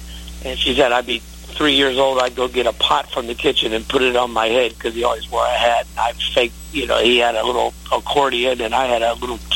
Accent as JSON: {"language": "English", "town": "Cincinnati", "region": "Ohio", "country": "United States", "tie": "born or raised there", "said": "I grew up in Cincinnati, Ohio"}